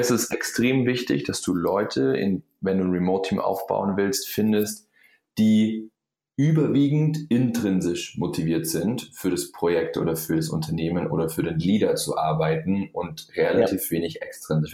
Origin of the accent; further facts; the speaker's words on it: Allgäu, Bavaria, Germany; ich komme aus dem Allgäu, ja, Süden von Deutschland